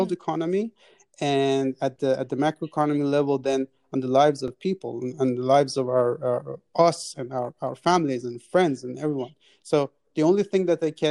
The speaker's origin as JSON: {"language": "English", "country": "Iran", "moved": "yes", "lives_now": "Austria", "said": "my home country, Iran"}